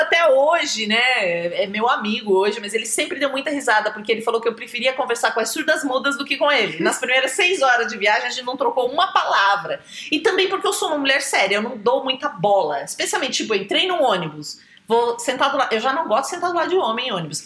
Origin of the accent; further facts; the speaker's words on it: Brazil; a gente é brasileiro